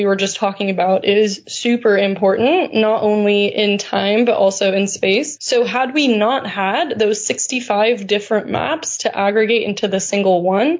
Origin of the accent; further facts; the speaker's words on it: California, United States; As a Californian